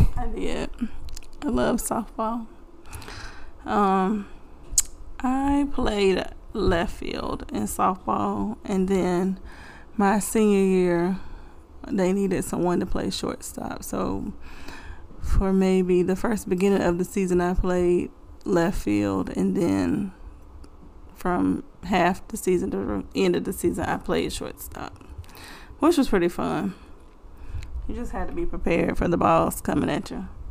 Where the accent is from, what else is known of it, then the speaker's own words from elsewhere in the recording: Bassett, Virginia, United States; That's where I'm from, Bassett.